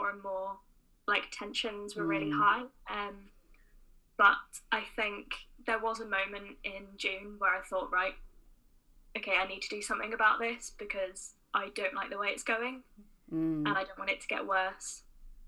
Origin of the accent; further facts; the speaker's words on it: Oxford, South East England, United Kingdom; moved away as an adult; now in Belfast, United Kingdom; I'm not from Northern Ireland, as you can probably tell from my accent. I'm originally from Oxford, so moved over for uni.